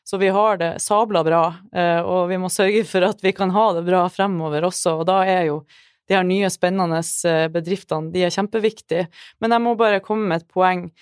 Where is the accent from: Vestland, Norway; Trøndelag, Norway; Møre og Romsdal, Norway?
Trøndelag, Norway; Så jeg, jeg, ja, jeg er trønder